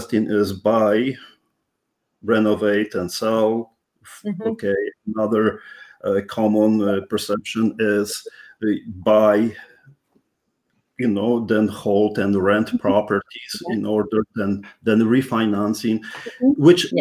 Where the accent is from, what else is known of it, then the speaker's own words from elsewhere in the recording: Poland; English is a second language; now in Canada; I'm Polish born Canadian, first generation immigrant. So that's something which you may even realize by my strong accent